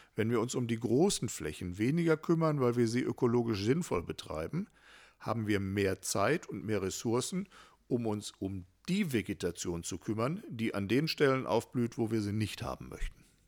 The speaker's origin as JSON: {"language": "German", "town": "Hattingen", "region": "North Rhine-Westphalia", "country": "Germany", "tie": "born or raised there", "said": "in meiner Heimat- und Geburtsstadt"}